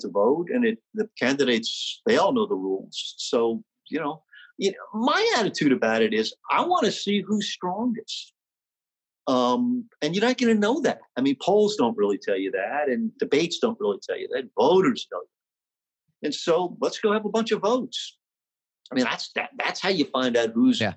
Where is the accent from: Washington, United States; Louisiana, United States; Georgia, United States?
Louisiana, United States; New Orleans; my beloved hometown of New Orleans